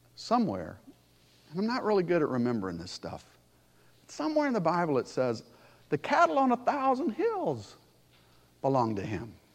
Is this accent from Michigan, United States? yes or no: yes; Pontiac, Michigan, United States; moved away; also born or lived in Alabama; I grew up in Pontiac